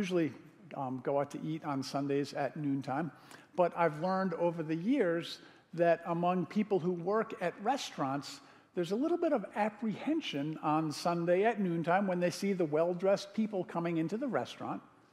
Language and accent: English; Connecticut, United States; now in Madison, United States; I grew up in Connecticut